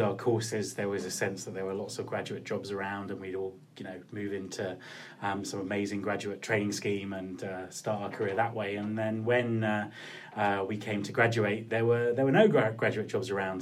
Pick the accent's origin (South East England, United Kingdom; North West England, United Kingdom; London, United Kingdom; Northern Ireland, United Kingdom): South East England, United Kingdom; Kent; moved away as an adult; also born or lived in Cornwall / Winchester; now in Scotland, United Kingdom; I lived in Cornwall till I was about eight, and then my parents moved to Kent. So um, I spent most of my formative years on the Kent coast